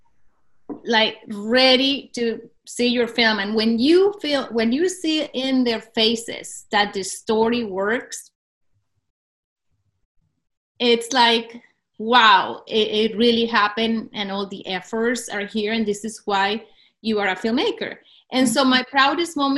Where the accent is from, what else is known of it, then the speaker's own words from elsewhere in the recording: Cúcuta, Norte de Santander, Colombia; my hometown of Cúcuta